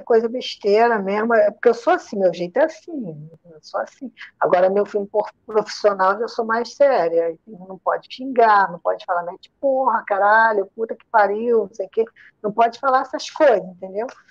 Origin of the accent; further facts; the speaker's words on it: Rio de Janeiro, Brazil; accent: Rio de Janeiro; also born or lived in Maceió, Alagoas; Sotaque de, de, do Rio de Janeiro. Mas só que eu não sou é... carioca, não, tá? Eu, eu não sou carioca, não. Sou alagoana, nasci em Maceió, sou criada no Rio de Janeiro